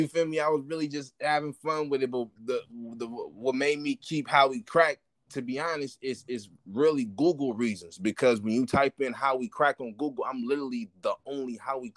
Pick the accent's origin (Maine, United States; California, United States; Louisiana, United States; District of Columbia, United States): California, United States; Oakland; I'm from Oakland.